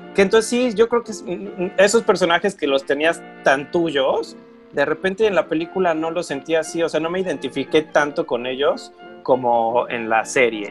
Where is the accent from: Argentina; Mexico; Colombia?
Mexico; como en México le llamamos Aventuras en Pañales